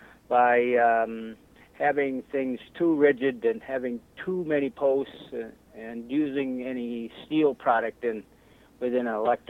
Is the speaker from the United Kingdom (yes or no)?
no; Melador, Wisconsin, United States; from Melador, Wisconsin. I was born and raised on this farm.